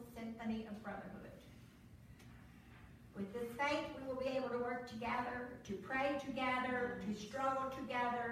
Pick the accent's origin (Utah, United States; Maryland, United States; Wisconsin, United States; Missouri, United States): Missouri, United States; Southeast; now in Texas, United States; where I grew up in Southeast Missouri